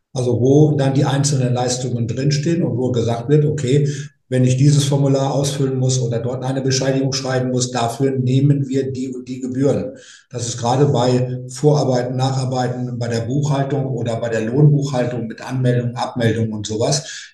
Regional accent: North Rhine-Westphalia, Germany; ich komme ja aus, aus Westfalen, Ostwestfalen

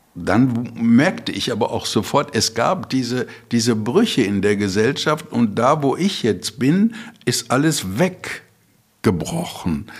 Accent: Bottrop, North Rhine-Westphalia, Germany; moved away; also born or lived in Frankfurt; ich komme aus Bottrop

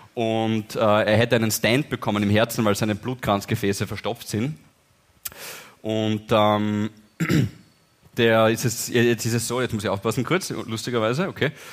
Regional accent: Styria, Austria; wir sind Steirer

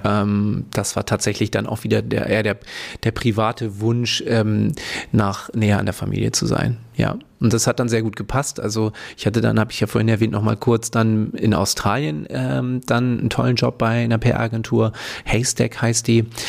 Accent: Hamburg, Germany; moved away as an adult; also born or lived in Sydney; now in Berlin, Germany; ich komme ursprünglich aus Hamburg, also Hamburger Jung und äh, da geboren, aufgewachsen

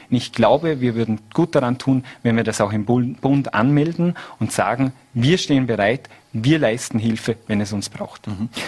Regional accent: Vorarlberg, Austria; Also bei uns in Vorarlberg, und da habe ich einen sehr guten Einblick, da stehen wir äh, sehr gefestigt da.

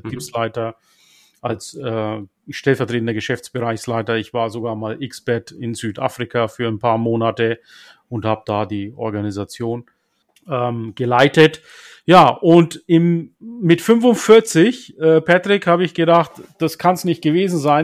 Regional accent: Turkey; moved away; Türkei, meine Heimat

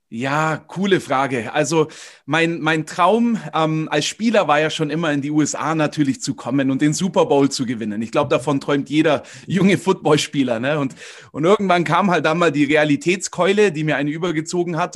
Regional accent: Königsbrunn, Bavaria, Germany; Ich äh, komme aus Königsbrunn, das ist bei Augsburg. Und ähm, da bin ich auch aufgewachsen, im Umkreis geboren

